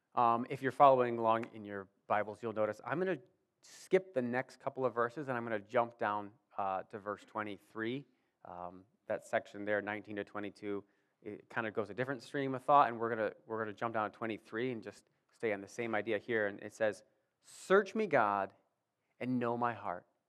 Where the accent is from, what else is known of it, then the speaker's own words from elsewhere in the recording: Warsaw, United States; I grew up here in Warsaw